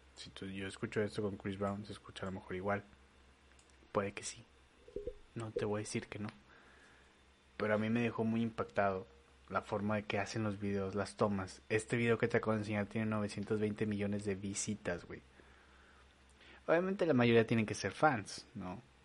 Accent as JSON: {"language": "Spanish", "town": "Torreón", "region": "Coahuila", "country": "Mexico", "tie": "born or raised there", "said": "ni yo que nací en Torreón pinche, que tengo raíces mexicanas"}